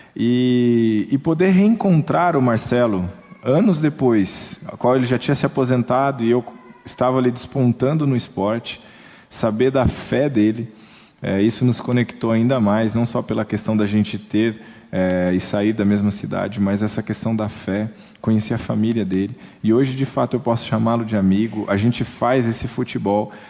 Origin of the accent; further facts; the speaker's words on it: Camanducaia, Minas Gerais, Brazil; also born or lived in Campinas; Eu nasci em Campinas, é, mas só fui para nascer. É, meus pais viviam em Camanducaia, Minas Gerais